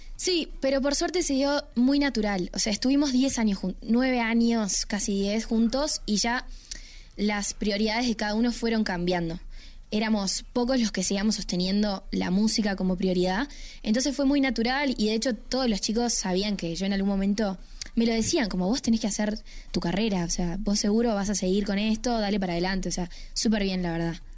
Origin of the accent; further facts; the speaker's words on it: Uruguay; yo soy una cantante uruguaya